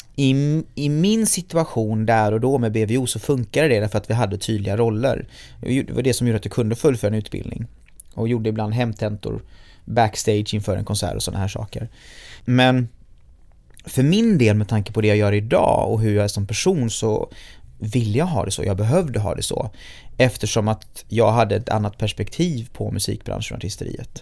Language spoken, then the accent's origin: Swedish; Gothenburg, Västra Götaland, Sweden; Hammarkullen där jag är född och uppvuxen i Göteborg